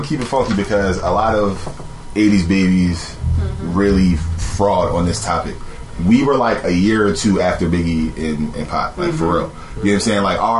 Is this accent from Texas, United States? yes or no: no; Philadelphia, Pennsylvania, United States; basically, I'm from South Philly.